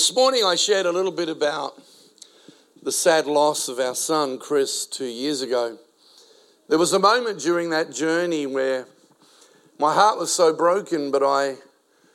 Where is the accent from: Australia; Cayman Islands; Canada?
Australia; Adelaide, South Australia; first language Spanish; English is a second language; also born or lived in South America; brought to the country at the age of 4, only spoke Spanish because I was born in South America. Now in an Italian-speaking Australian city, Adelaide.